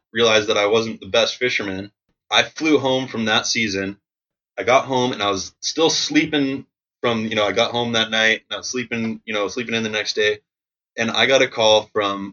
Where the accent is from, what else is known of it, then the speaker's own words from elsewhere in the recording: Shoreline, Washington, United States; also born or lived in Ballard, Seattle, Washington; I was raised just up the street in Shoreline. So I lived there with my family, my older brother, my older sister, and my mom and dad for the same house. Grew up in the same house the whole time until I moved out.